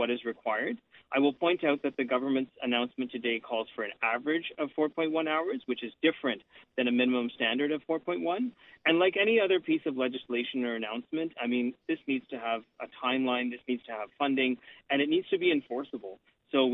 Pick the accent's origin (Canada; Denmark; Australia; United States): Canada; here in Canada